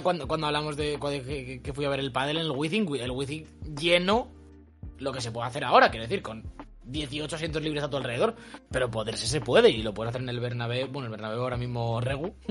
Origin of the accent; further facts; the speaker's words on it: Spain; soy español